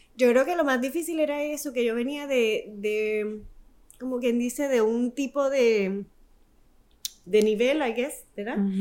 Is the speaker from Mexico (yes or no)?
no; Toa Alta, Puerto Rico; also born or lived in San Juan / Bayamón; yo crecí, bueno, nací en San Juan, pero solamente ese día. Eh, crecí entre Bayamón y en Toalta. Vivíamos en Puerto Rico.